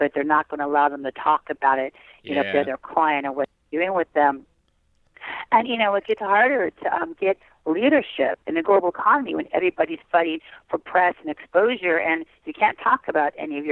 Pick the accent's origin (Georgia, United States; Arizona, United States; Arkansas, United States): Arizona, United States; now in California, United States; I was born in California, but I mean, okay. I grew up and was raised in Arizona